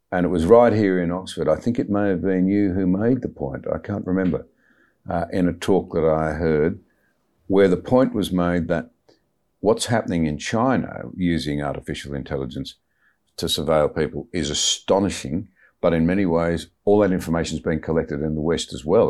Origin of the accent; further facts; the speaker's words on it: Australia; as an Australian